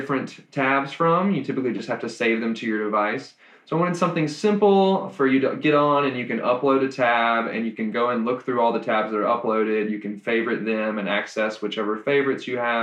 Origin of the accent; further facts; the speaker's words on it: Mississippi, United States; moved away as an adult; now in Nashville, United States; I'm from Mississippi originally, and I moved up kind of during the program